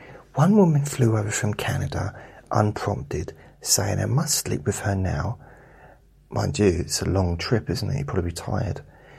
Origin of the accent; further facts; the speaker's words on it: South West England, United Kingdom; accent: Dorset; as a kid growing up in Dorset, I sounded like Wurzel Gummidge.